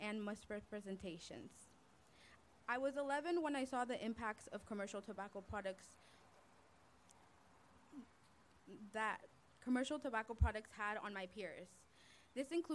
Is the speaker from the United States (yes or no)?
yes; Bay Area, California, United States; I was born and raised in the Bay Area